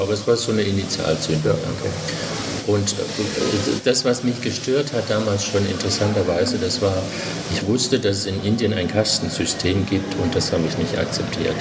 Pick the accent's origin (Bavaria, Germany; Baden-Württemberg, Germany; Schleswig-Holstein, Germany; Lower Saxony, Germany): Baden-Württemberg, Germany; Southern Black Forest; moved away as an adult; also born or lived in Lake Constance / Konstanz; now in Berlin, Germany; ursprünglich geboren bin ich am Bodensee und aufgewachsen aber zuerst in Baden-Baden und dann im Südschwarzwald